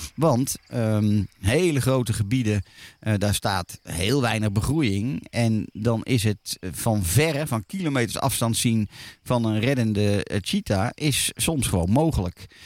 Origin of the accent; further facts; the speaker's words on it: Netherlands; als Nederlander